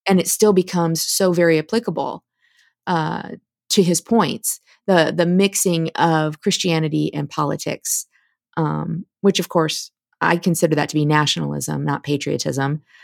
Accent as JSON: {"language": "English", "region": "Midwest", "country": "United States", "tie": "born or raised there", "said": "I was raised in the Midwest as well"}